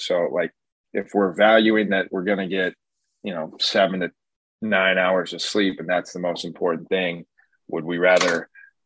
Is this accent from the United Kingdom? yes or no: no; West Coast, United States; growing up on the West Coast